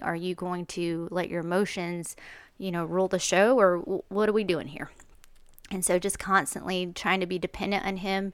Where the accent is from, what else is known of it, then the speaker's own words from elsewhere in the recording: United States; I was born in America